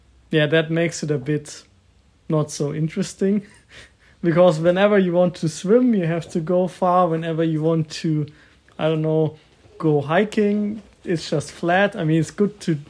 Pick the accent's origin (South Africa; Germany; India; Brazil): Germany; Klein Eitingen, Bavaria; moved away; also born or lived in Augsburg; I was born in Augsburg, but I was raised in a little village called Klein Eitingen.